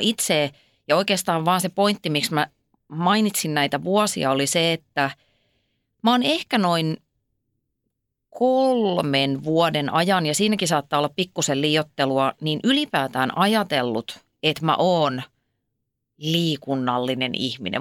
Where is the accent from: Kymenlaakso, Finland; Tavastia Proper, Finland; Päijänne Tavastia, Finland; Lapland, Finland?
Tavastia Proper, Finland; Ypäjä; mähän olen kotoisin siis Ypäjältä, joka on Suomen virallinen hevospitäjä